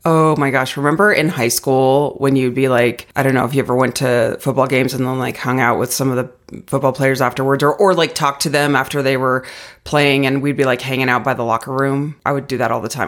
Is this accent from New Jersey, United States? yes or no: no; Arizona, United States; now in Colorado, United States; growing up in Arizona, we had zero seasons